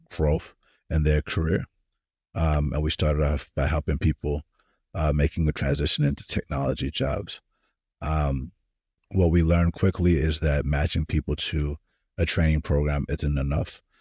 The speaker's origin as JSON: {"language": "English", "town": "Atlanta", "region": "Georgia", "country": "United States", "tie": "born or raised there", "also_born_or_lived": "California", "moved": "as an adult", "lives_now": "Silicon Valley, United States", "said": "I was born in California, grew up in Atlanta, Georgia."}